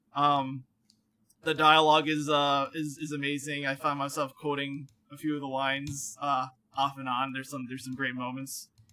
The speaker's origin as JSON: {"language": "English", "region": "Connecticut", "country": "United States", "said": "I'm from Connecticut"}